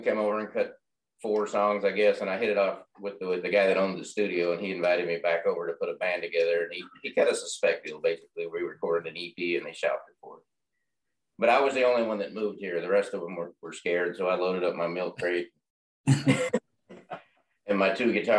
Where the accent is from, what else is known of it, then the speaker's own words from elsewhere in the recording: Oklahoma, United States; moved away as an adult; now in Memphis, United States; I'm originally from Oklahoma.